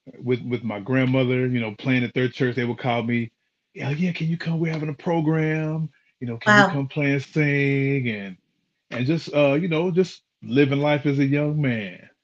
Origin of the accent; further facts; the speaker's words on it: Knoxville, Tennessee, United States; Actually, life was good. I was blessed to be able to just grow up in a loving household.